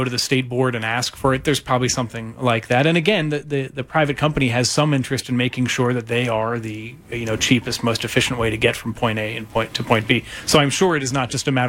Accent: East Coast, United States; moved away; what I grew up with on the East Coast

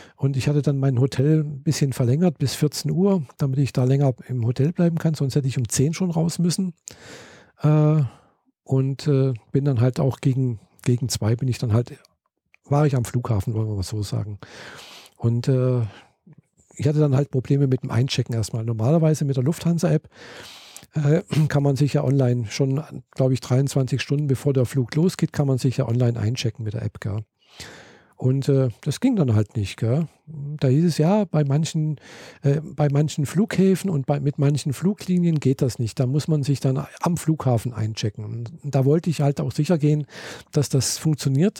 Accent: Germany; ich bin Deutsche, habe meinen Pass hingezeigt

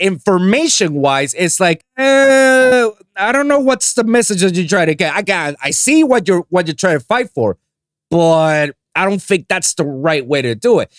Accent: Puerto Rico; I'm from Puerto Rico. That's I was born and raised in that island

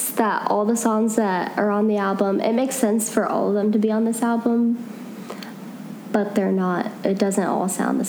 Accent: United States; accent: American; don't make fun of my American accent.

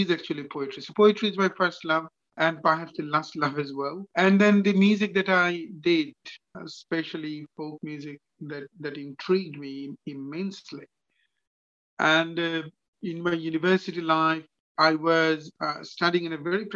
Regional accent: Bangladesh; moved away; I was born and grown up in Bangladesh. So like any other child, actually I was grown up in a village

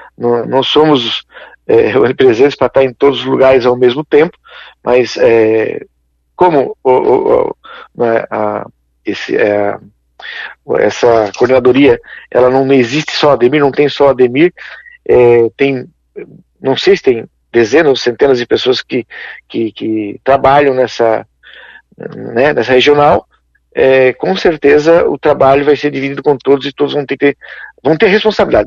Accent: Criciúma, Santa Catarina, Brazil; eu sou aqui de Criciúma, né, a gente é, é mais local

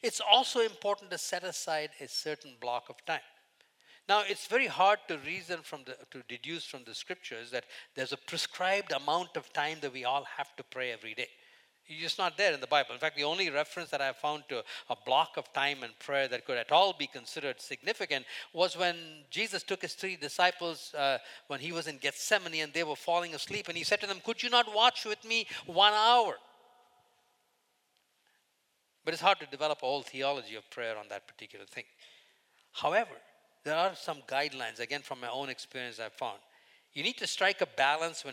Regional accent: India; moved away as an adult; I grew up in India till the first 21 years

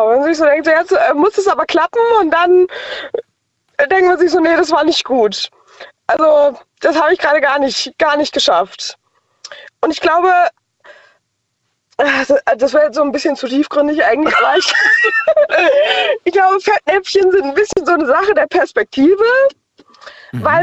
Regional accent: Mainz, Rhineland-Palatinate, Germany; Aus Mainz.

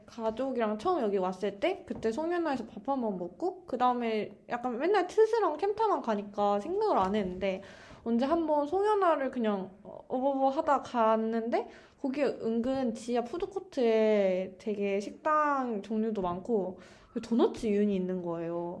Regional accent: Daejeon, South Korea; moved away as an adult; also born or lived in Songdo, Incheon; now in Incheon, South Korea; 제가 본가가 대전인데

